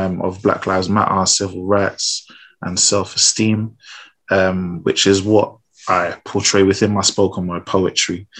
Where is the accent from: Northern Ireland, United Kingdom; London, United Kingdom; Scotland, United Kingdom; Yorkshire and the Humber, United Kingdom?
London, United Kingdom; raised in South London